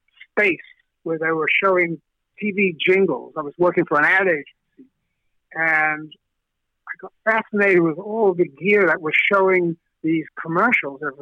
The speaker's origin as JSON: {"language": "English", "country": "South Africa", "tie": "born or raised there", "said": "growing up in South Africa"}